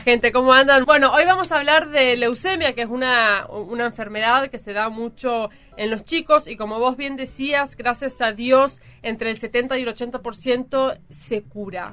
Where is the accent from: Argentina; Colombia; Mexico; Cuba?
Argentina; Chaco; yo como, como provinciana, yo soy, soy del Chaco